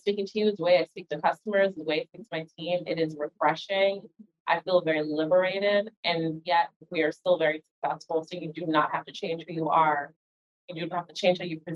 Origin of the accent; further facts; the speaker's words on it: New York City, New York, United States; I was born in the Bronx, New York to two parents from the Caribbean